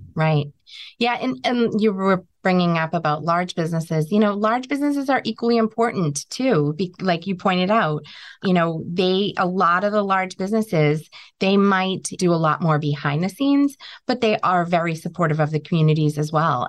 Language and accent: English; New England, United States; we're from New England. We're very resilient.